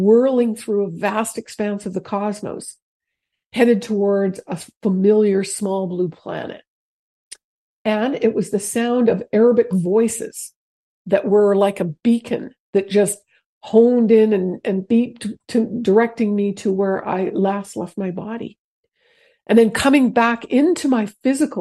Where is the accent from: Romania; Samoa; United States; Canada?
Canada; moved away as an adult; I'm from Canada. So I had recently moved here. I'd only been here 3 years.